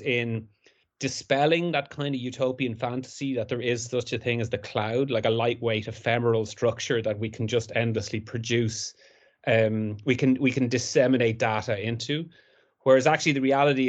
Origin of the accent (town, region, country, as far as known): Ireland